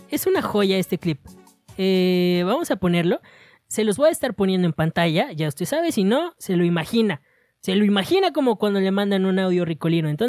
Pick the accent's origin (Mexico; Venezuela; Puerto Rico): Mexico; Monterrey, Nuevo León; Metan la carne porque, porque la huele y porque soy de Monterrey.